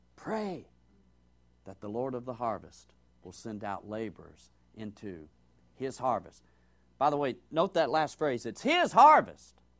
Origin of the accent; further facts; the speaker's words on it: Georgia, United States; as I grew up hearing in Georgia